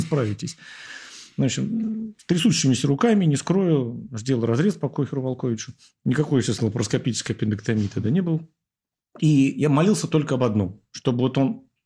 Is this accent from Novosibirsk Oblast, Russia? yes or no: no; Moscow, Russia; я уехал из Ясни и вернулся потом работать в Ясине